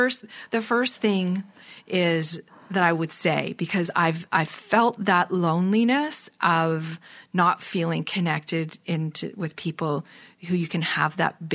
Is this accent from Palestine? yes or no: no; Toronto, Ontario, Canada; also born or lived in British Columbia; Once I'm from Toronto, lived here until 2005, and then I lived away in British Columbia for 9 years. So I had to come back and get connected back